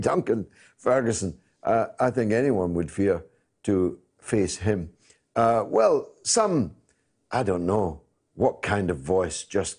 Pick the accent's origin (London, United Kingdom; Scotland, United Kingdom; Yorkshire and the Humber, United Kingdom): Scotland, United Kingdom; Dundee; my hometown of Dundee